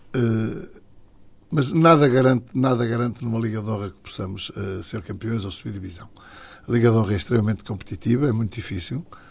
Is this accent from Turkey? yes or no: no; Matosinhos, Porto District, Portugal; also born or lived in Portimão; O Leixões, porque é o clube da minha terra, foi o clube onde eu iniciei